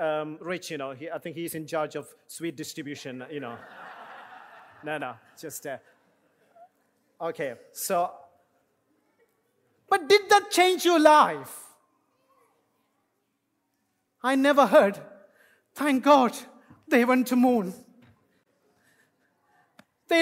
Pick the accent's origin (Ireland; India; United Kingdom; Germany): India; English is a second language; moved away; as an Indian, English is my second language